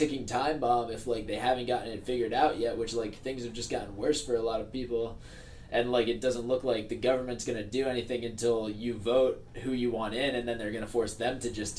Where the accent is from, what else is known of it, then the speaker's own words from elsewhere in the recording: Warwick, New York, United States; Because, like, it is a very wonderful place to grow up, and there's a lot of parks and, like, very good schools.